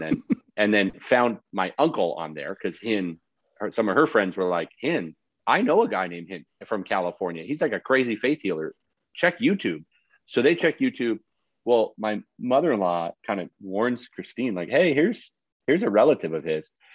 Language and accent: English; Canada; moved away; also born or lived in Dallas, Texas; And I grew up in Canada